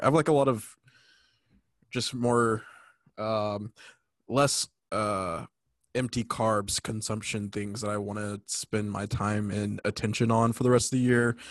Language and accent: English; California, United States; also born or lived in North Carolina; I'm from California, but I'm reporting live from frozen tundra of North Carolina.